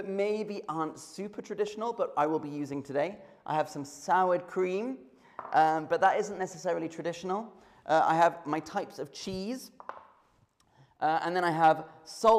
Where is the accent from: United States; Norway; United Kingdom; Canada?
United Kingdom; I am British